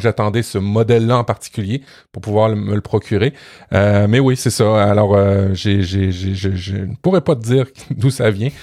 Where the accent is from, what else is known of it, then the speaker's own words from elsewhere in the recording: Canada; chez nous au Canada